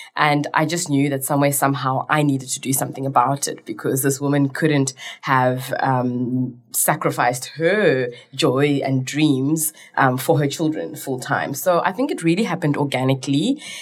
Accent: Cape Town, Western Cape, South Africa; also born or lived in Zimbabwe; I'm more South African than I am Zimbabwean because I came here when I was five

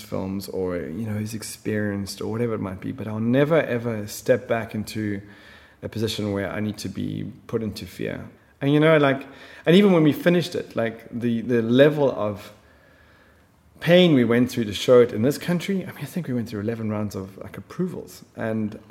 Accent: South Africa; moved away as an adult; also born or lived in Middle East; I'm from South Africa. You know, we branded as racist. And, you know, we grew up in schools and our friends were from all over the planet

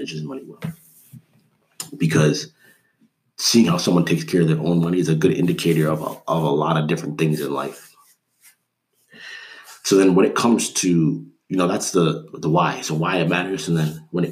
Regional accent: Canada; I grew up in Canada.

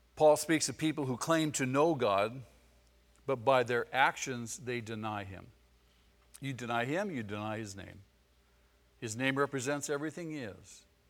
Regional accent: Manhattan Beach, California, United States; I was born in Manhattan Beach.

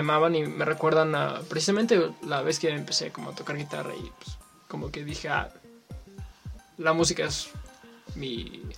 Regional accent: Mexico; a todos los mexicanos

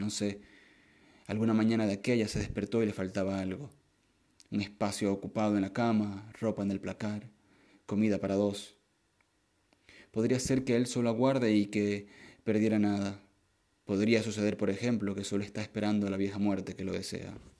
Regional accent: Maracaibo, Zulia, Venezuela; moved away as an adult; yo soy de Maracaibo

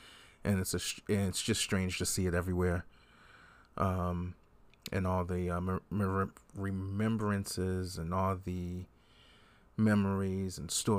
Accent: Boston, Massachusetts, United States; as I'm from Boston and New England and this area and generally don't like Lakers

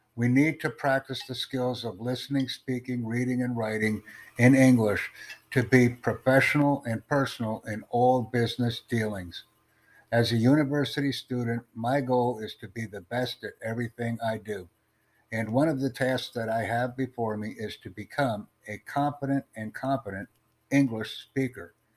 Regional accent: Turkey; English is a second language; I am from Turkey.

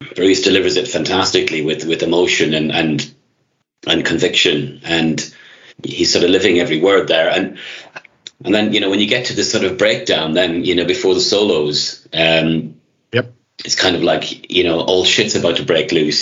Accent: Ireland; moved away; I'm Irish myself

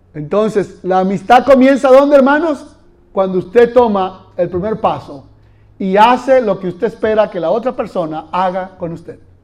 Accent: Venezuela; moved away; Yo allá en Venezuela corrí un poquito más que aquí. Allá se puede correr mucho.

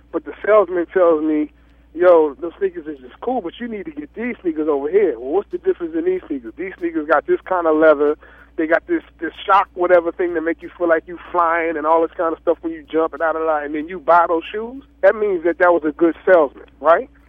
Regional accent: New Jersey, United States; I try to keep keep my mindset that I'm from Jersey, from South Jersey, from

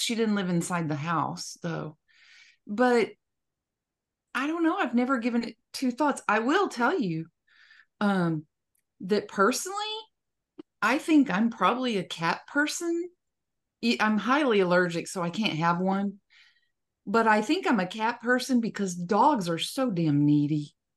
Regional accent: West Texas, United States; growing up in West Texas, snakes were all, all around us all the time.

